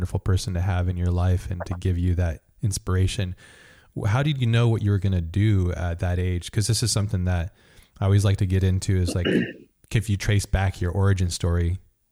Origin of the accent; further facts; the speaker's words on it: United States; being American and being in America